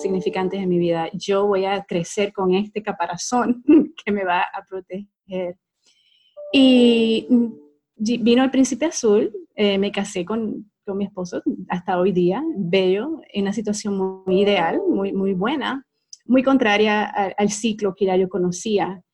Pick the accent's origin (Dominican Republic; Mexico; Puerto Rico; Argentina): Puerto Rico; moved away as an adult; also born or lived in Utah, United States; now in Dallas, United States; una muchacha común, nacida y criada en Puerto Rico